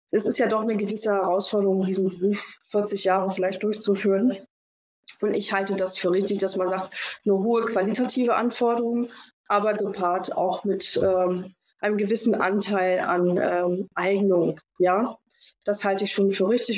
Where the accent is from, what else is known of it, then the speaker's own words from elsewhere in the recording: Rostock, Mecklenburg-Vorpommern, Germany; also born or lived in Stuttgart; ich bin tatsächlich gebürtigerin äh, Rostockerin. Ja, ich komme von hier. War lange Zeit weg.